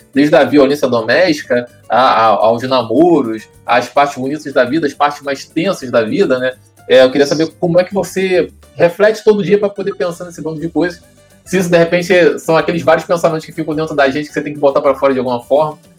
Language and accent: Portuguese; São Gonçalo, Rio de Janeiro, Brazil; eu sou do Paraíso, então eu ia direto ali para Nossa Senhora Aparecida